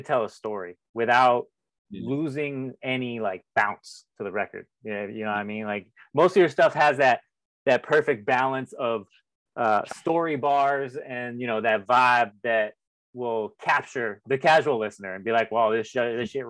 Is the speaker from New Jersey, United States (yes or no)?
no; Broward County, Florida, United States; now in Palm Beach, United States; I grew up in Broward